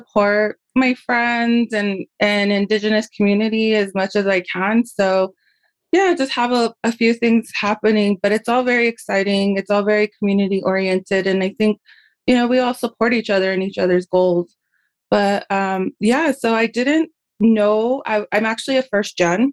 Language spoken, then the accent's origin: English; Santa Ana Pueblo, New Mexico, United States; also born or lived in Oklahoma; I am in Santa Ana, Pueblo, New Mexico. I'm also from Santa Ana, Pueblo.